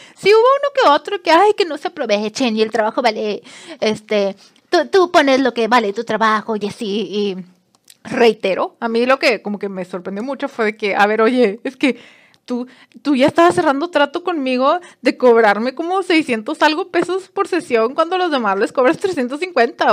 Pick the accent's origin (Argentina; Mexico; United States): Mexico; Monterrey, Nuevo León; yo soy de Monterrey